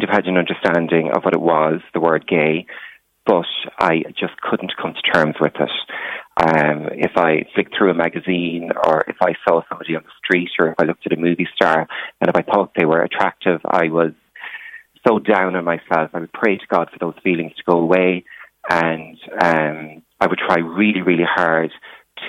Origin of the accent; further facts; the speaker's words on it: Ireland; moved away as an adult; also born or lived in London / Brussels; now in Blessington, Ireland; I came from a very small rural background.